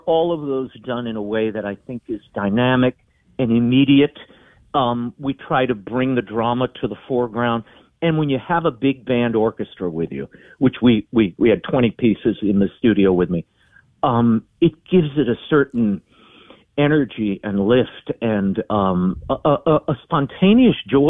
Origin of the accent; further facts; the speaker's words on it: New Orleans, Louisiana, United States; being in New Orleans, I was surrounded by music